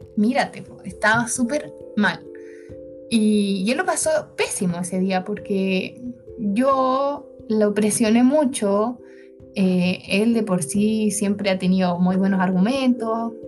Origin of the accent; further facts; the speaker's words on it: Santiago, Santiago Metropolitan Region, Chile; soy de Santiago